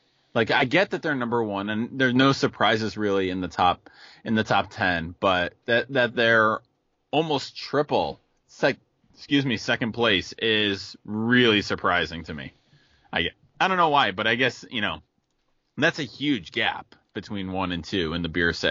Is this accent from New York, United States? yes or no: yes; Western New York, United States; growing up in Western New York where we did